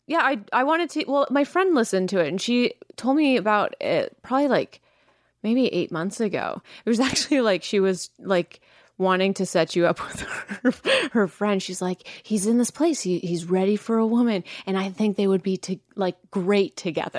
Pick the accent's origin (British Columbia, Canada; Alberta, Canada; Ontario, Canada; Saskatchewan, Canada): British Columbia, Canada; Langley; I am from Langley.